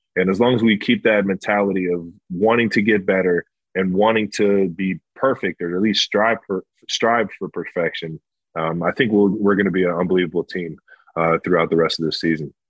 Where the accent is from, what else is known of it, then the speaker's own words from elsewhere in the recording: Cleveland, Ohio, United States; I grew up in Cleveland, Ohio